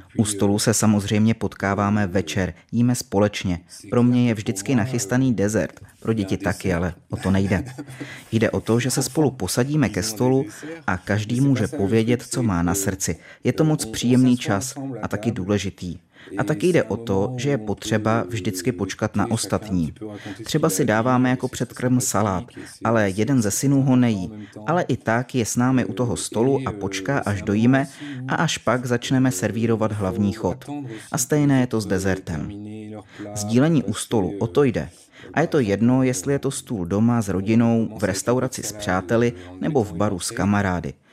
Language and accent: Czech; near Poitiers, western France, Nouvelle-Aquitaine, France; first language French; Czech is a second language; moved away as an adult; now in Prague, Czech Republic; Vyrostl jsem u Poitiers v západní Francii, nedaleko pobřeží Atlantiku